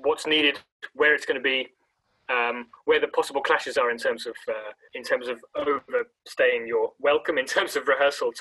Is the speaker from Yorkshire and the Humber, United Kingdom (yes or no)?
no; London, United Kingdom; moved away; I grew up in London